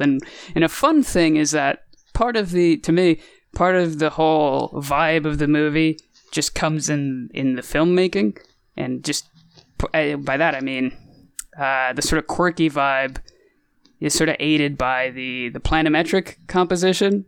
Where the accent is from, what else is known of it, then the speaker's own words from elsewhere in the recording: United States; we're clearly American